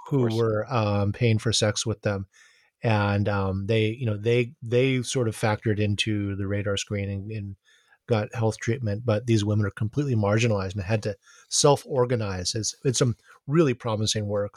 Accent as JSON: {"language": "English", "town": "Honolulu", "region": "Hawaii", "country": "United States", "tie": "born or raised there", "said": "growing up in Honolulu"}